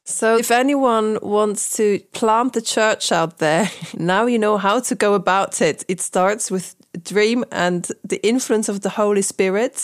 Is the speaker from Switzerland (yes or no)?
yes; St. Gallen, Switzerland; moved away; where you are in St. Gallen, that's kind of home for me, where I grew up